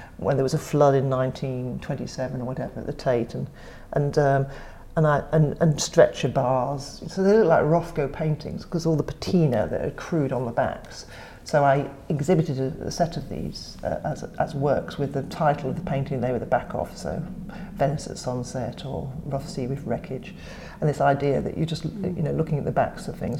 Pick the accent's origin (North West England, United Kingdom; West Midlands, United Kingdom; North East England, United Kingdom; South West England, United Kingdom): North West England, United Kingdom; Cheshire; In Cheshire, on a small holding